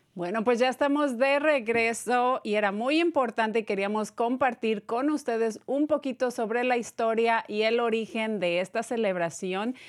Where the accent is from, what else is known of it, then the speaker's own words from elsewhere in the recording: Mexico; yo soy de México